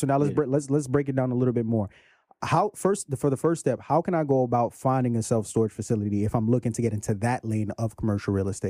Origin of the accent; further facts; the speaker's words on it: Brooklyn, New York, United States; you from Brooklyn, I'm from Brooklyn, man.